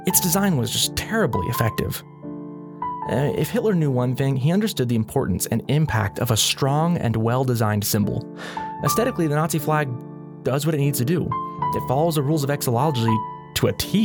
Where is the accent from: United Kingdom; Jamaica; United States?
United States; As an American